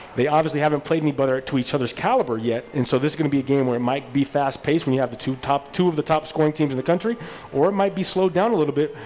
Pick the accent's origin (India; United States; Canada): United States; Seattle, Washington; I'm from Seattle.